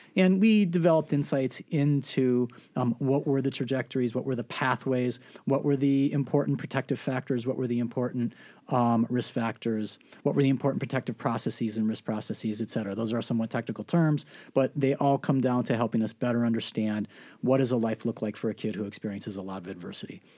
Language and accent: English; Milwaukee, Wisconsin, United States; I was raised in Milwaukee